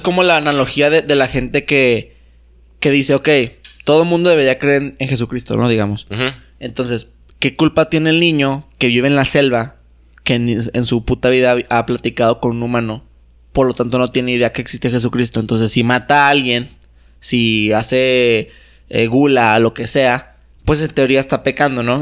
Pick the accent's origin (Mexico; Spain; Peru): Mexico; yo tampoco elegí ser mexicano